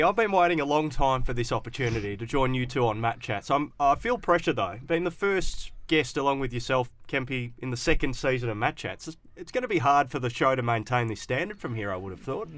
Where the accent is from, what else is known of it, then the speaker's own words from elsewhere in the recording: Perth, Western Australia, Australia; I grew up in the Willerton area